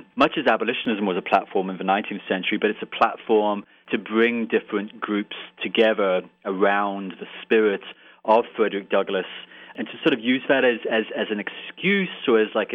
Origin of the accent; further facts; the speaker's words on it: Ireland; accent: Irish; now in Lewisburg, United States; I'm an Irish citizen, as you might be able to tell from my accent. I'm also British, too.